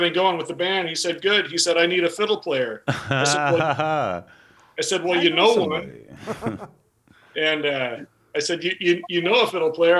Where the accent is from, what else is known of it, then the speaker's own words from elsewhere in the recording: Tacoma, Washington, United States; I grew up in Tacoma, Washington